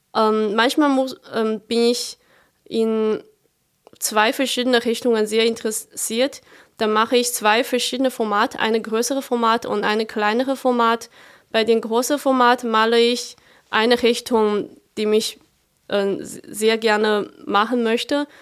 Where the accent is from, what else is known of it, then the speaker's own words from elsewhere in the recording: a smaller town near Chongqing, China; German is a second language; moved away as an adult; now in Germany; Meine Heimat ist in einer noch kleineren Stadt äh, neben dieser Stadt Chongqing